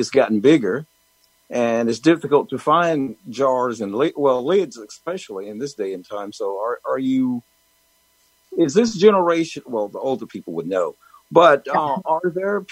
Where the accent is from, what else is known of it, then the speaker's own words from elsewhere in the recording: Johnston County, North Carolina, United States; I grew up in Johnston County on a farm, dealt with gardening all of my life